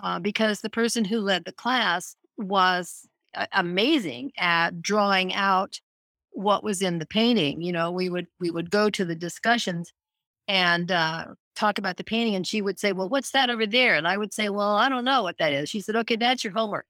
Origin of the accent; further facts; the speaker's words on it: Scottsbluff, Nebraska, United States; moved away; I grew up in Scottsbluff, Nebraska